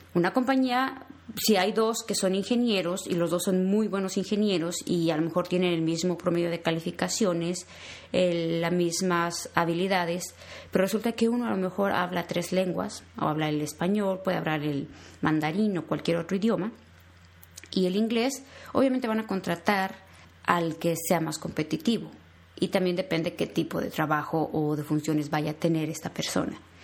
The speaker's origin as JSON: {"language": "Spanish", "country": "Mexico", "moved": "as an adult", "lives_now": "United States", "said": "soy mexicana"}